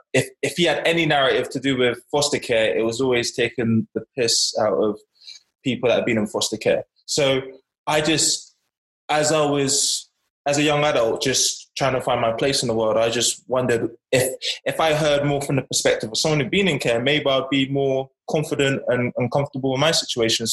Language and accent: English; Bournemouth, South West England, United Kingdom; also born or lived in Hackney, London; fostered in Bournemouth from 8 years old.